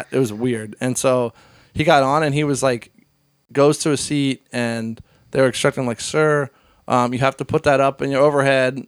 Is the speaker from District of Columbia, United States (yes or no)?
no; Hershey, Pennsylvania, United States; I grew up in Hershey